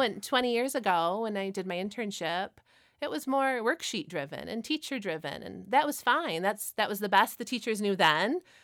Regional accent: Frankenmuth, Michigan, United States; I actually grew up in Frankenmuth

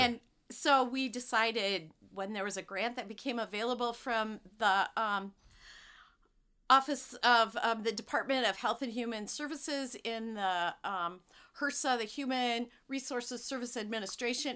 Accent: Monroe County, Southeast Michigan, United States; I grew up in Southeast Michigan, and you couldn't get any closer to Ohio without being in Toledo. So I grew right I grew up right there

